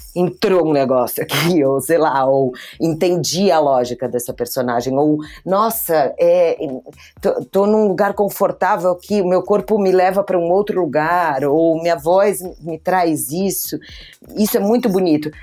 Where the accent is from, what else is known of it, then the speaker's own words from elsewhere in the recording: Brazil; eu vim para cá e nasci no Brasil